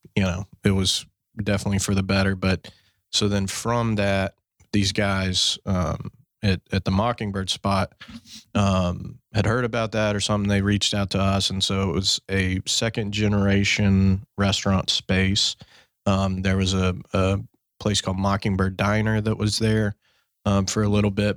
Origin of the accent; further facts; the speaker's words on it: Fort Worth, Texas, United States; my hometown, Fort Worth.